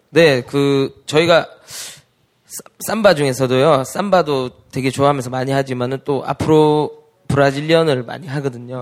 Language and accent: Korean; Daegu, South Korea; moved away; 동생이랑 우리 대구 출신인